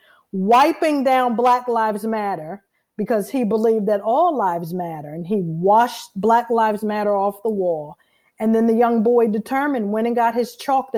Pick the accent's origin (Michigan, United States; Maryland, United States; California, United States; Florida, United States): Maryland, United States; Fort Washington; I am from Fort Washington, Maryland, which is in Prince George's County, Maryland